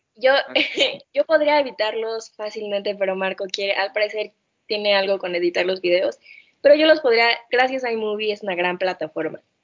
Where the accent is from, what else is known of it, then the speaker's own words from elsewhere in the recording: Mexico; está bonito ser mexicano